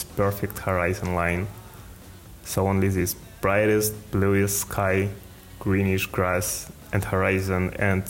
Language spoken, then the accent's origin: English; Elista, Kalmykia, Russia; I grew up in Elista, on the very border of the city